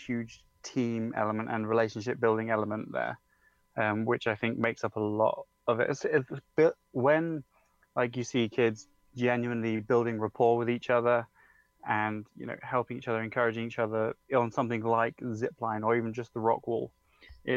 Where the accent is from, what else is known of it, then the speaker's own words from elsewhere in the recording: United Kingdom; I'm from England, close-ish to London, but not that close to call myself a Londoner.